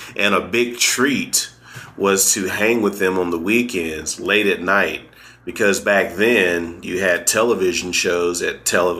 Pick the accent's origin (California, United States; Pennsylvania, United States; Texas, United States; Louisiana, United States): Texas, United States; Dallas; now in Kansas City, United States; Born and raised in Dallas, Texas.